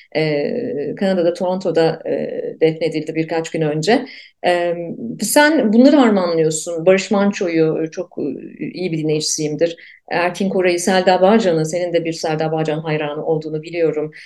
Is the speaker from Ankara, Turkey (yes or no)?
yes; Ankara, Turkey; born or raised there